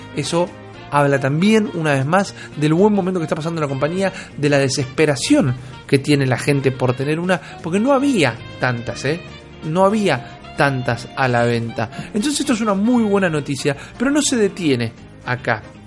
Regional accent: Buenos Aires, Argentina; soy un pichi de Villurquiza

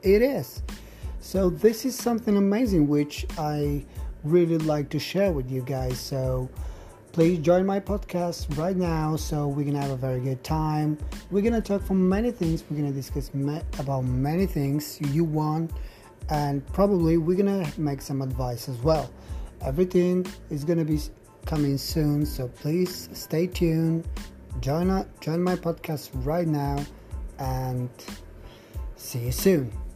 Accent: Bulgaria; I'm from Bulgaria

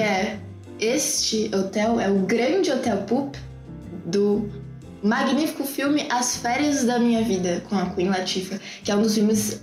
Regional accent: Brazil; nós somos brasileiros

